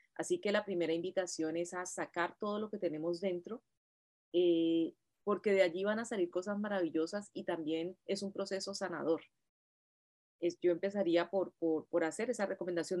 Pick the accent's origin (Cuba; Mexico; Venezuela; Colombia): Colombia; Cali, Valle del Cauca; moved away as an adult; now in United States; yo me gradué de maestra en Colombia, yo soy normalista eh, de Cali, y, y, llegué acá hace ya veintitantos años